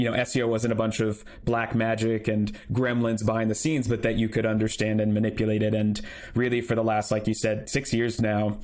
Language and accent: English; Portland, Oregon, United States; now in San Luis Obispo, United States; me and my wife live down in San Luis Obispo now, but I grew up in Portland, Oregon